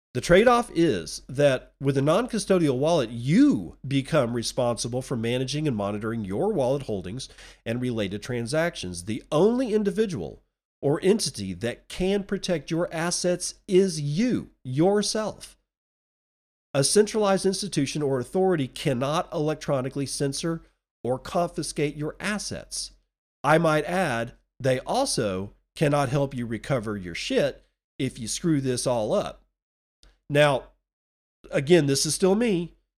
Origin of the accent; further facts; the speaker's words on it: Texas, United States; moved away; Texas my, my home state, which I no longer live